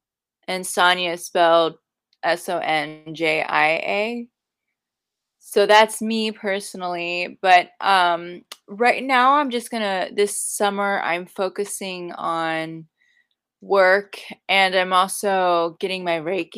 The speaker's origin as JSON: {"language": "English", "country": "United States", "said": "Where is that? Sorry, I'm American."}